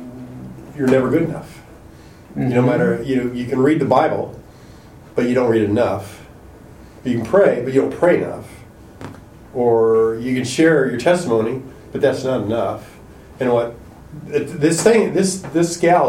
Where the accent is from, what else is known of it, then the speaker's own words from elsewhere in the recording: Wichita, Kansas, United States; moved away; Their kids and our kids were the same age, and we grew up together in Wichita.